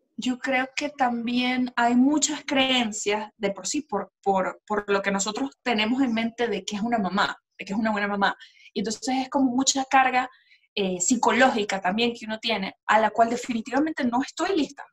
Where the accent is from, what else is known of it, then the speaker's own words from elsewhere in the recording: Colombia; yo soy colombiana